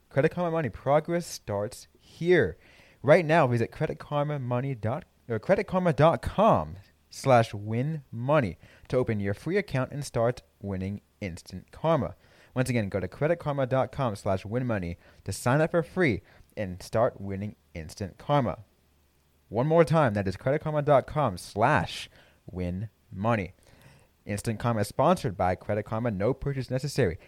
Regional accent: California, United States; I grew up in California

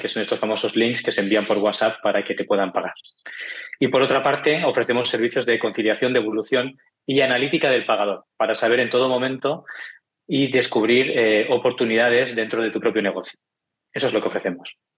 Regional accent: Barcelona, Catalonia, Spain; yo soy de Barcelona, ya verás por el acento

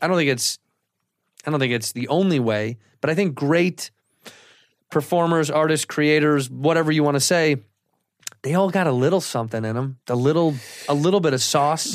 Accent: Chicago, Illinois, United States; in the city until I was, uh, nine, and then we moved to the western suburbs

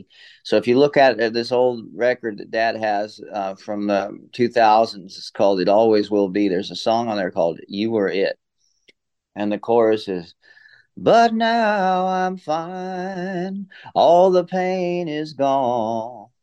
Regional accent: Austin, Texas, United States; also born or lived in Hawaii; I was born in Austin and grew up on the ranch there, but also going back and forth on the road the whole time.

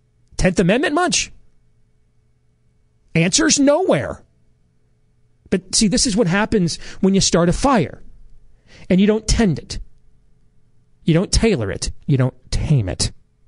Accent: Iowa, United States; my home state of Iowa

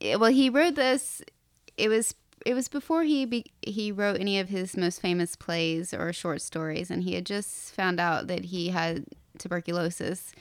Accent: Appalachia, North Carolina, United States; moved away as an adult; now in New York City, United States; I grew up in Appalachia and went to very terrible public schools

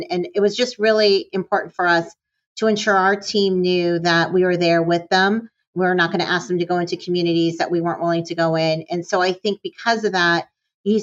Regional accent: northern Michigan, United States; moved away; I was born and raised in northern Michigan

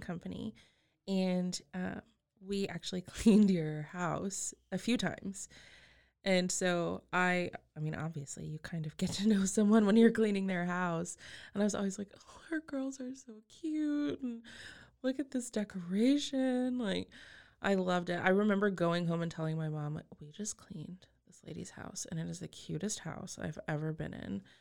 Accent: Texas Panhandle, United States; I grew up in the Panhandle of Texas

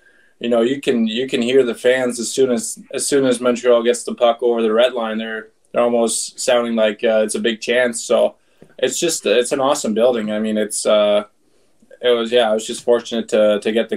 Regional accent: Aalborg, North Denmark Region, Denmark; moved away; my hometown pro team, Aalborg Pirates.

